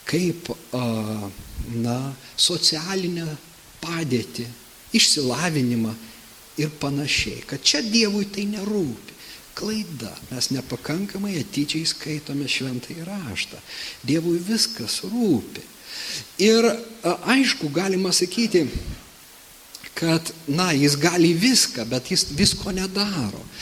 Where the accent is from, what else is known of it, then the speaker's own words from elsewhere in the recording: Lithuania; mums kaip lietuviams